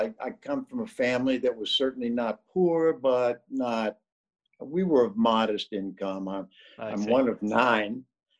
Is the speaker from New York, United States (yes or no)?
no; Canton, Ohio, United States; moved away as an adult; also born or lived in Bowling Green, Ohio / Manhattan, Kansas / Champaign-Urbana, Illinois; I was born in 1950 in Northeast Ohio, a city called Canton, which is a little south of Cleveland.